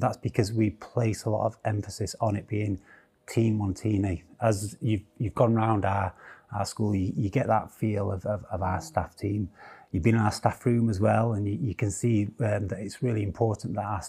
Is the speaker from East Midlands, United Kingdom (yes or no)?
no; Sheffield, Yorkshire and the Humber, United Kingdom; Born in Sheffield. I was born in Stannington, Sheffield. Grew up around Stannington and Rivlin.